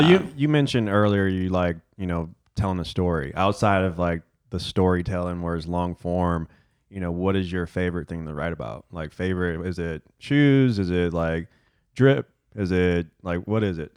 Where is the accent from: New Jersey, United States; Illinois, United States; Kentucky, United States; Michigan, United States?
Michigan, United States; Detroit; growing up in Detroit